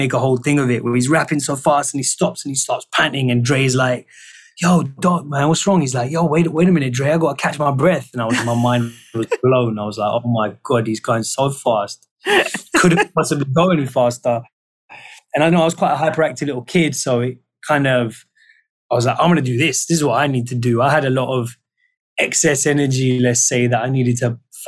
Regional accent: London, United Kingdom; London. Mm. You know, that's my home. That's where I grew up.

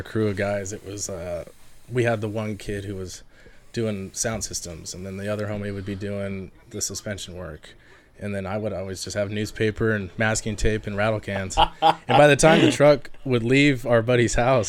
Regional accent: Washington, United States; moved away as an adult; also born or lived in Lancaster, California; now in Tehachapi, United States; I grew up in Washington State, and I left there when I was 18

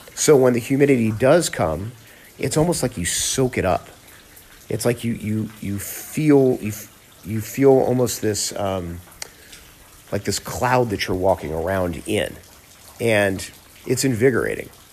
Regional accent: Miami, Florida, United States; moved away as an adult; now in Phoenix, United States; I grew up in South Florida, in Miami

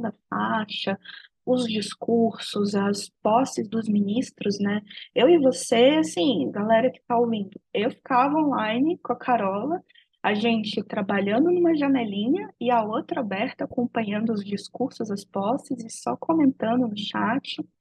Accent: Brazil; isso foi tirado de mim enquanto brasileira, enquanto nação

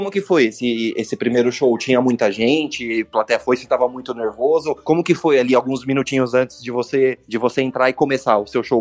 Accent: São Paulo, Brazil; Porque eu sou de São Paulo, aqui às vezes você vê gente andando na rua sem máscara

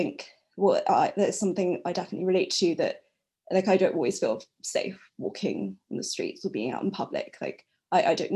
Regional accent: London, United Kingdom; I'm from London, UK

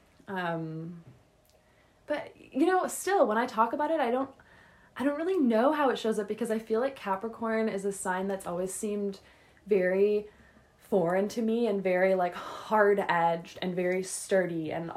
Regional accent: Calgary, Alberta, Canada; I was born on February 18th, 1995 in Calgary, Alberta, at 10:17 in the morning

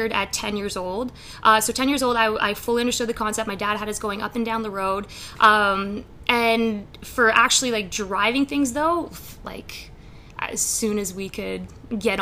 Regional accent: Stouffville, Ontario, Canada; also born or lived in Scarborough, Ontario / Markham, Ontario; I was actually born at Scarborough Grace Hospital, so in Scarborough, but I was raised in Stouffville, Ontario

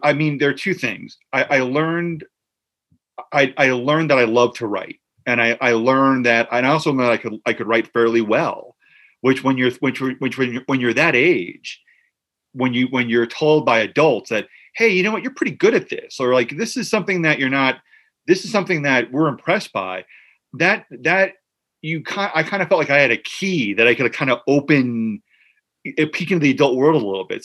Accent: New Jersey, United States; I grew up in Central Jersey

